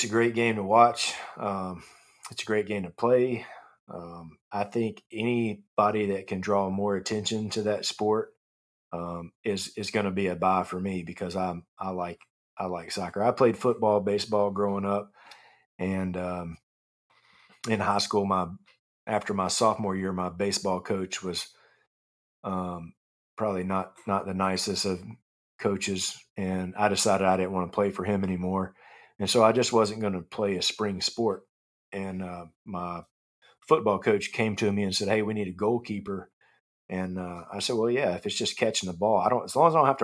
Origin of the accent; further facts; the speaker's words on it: Clarksville, Tennessee, United States; also born or lived in Nashville, Tennessee; I grew up 40 minutes outside of Nashville in Clarksville, Tennessee, when I was a kid